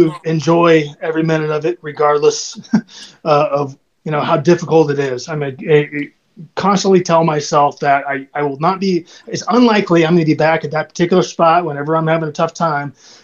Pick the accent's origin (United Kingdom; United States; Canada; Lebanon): United States; Southern California; I'm from Southern California